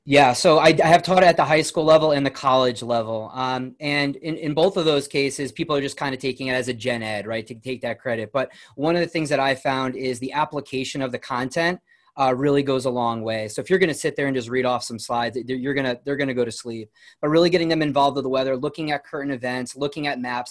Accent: New Milford, Connecticut, United States; I grew up in New Milford, Connecticut, so it's in Litchfield County, Connecticut

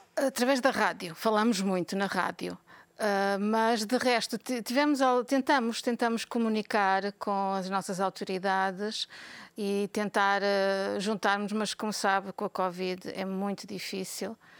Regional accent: Portugal; now in Belgium; Somos portugueses, somos também europeus

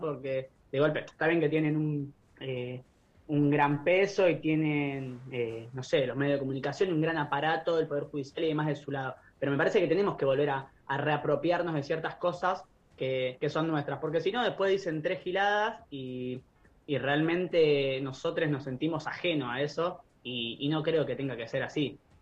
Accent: La Plata, Buenos Aires Province, Argentina; los, las y les que somos de La Plata

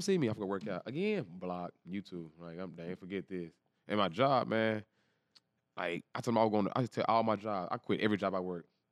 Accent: Dallas, Texas, United States; I'm from Dallas, Texas, East Dallas, Texas

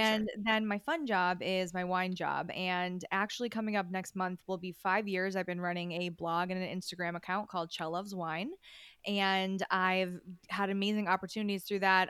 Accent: upstate New York, United States; I am a New Yorker. I'm from upstate New York originally, like, way upstate

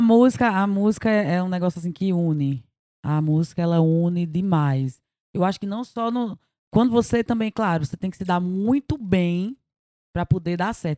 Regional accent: Taperoá, Paraíba, Brazil; also born or lived in Rio de Janeiro; Eu sou carioca, mas fui criada em Taperoá, na Paraíba.

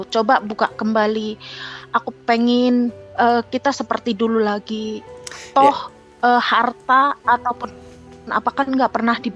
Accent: Java, Indonesia; kalau kita orang Jawa ngomong keblinger gitu kak

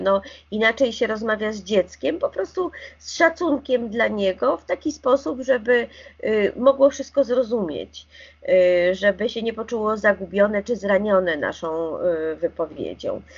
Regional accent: Warsaw, Masovian Voivodeship, Poland; Ja jestem warszawianką i mam wyższe wykształcenie

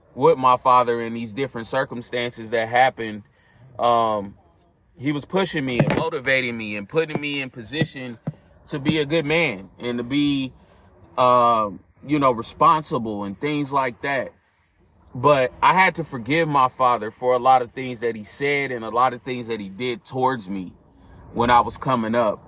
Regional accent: California, United States; I grew up in California.

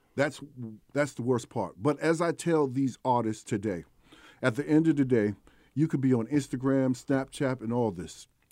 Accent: New York City, New York, United States; I'm from East Elmhurst, Queens, New York

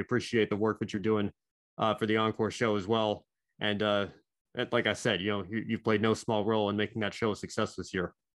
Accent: United States; growing up in the States

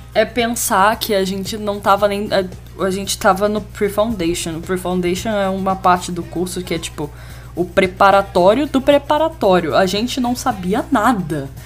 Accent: Rio de Janeiro, Brazil; eu sou carioca

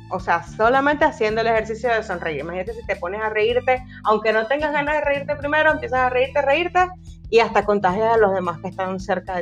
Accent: Venezuela; como venezolana

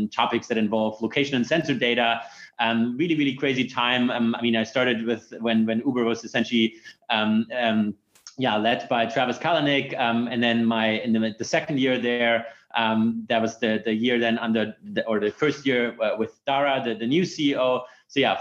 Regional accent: Munich, Bavaria, Germany; moved away as an adult; also born or lived in Stanford, United States; I'm originally from Munich. Went there to high school.

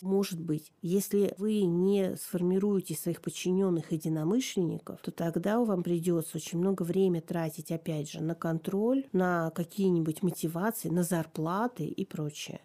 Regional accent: Tomsk, Tomsk Oblast, Russia; also born or lived in Novosibirsk; я переезжала из Новосибирска в Томск

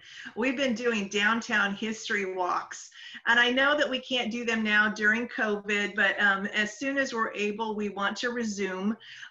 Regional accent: Kansas, United States; moved away as an adult; now in Oceanside, United States; We arrived in Oceanside in 1983. I came originally from Kansas. And I was very unsure of living in California, especially Oceanside, but I actually just grew to love it.

